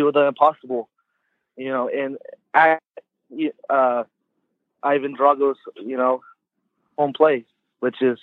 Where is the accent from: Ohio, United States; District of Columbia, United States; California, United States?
California, United States; Clovis; I'm from Clovis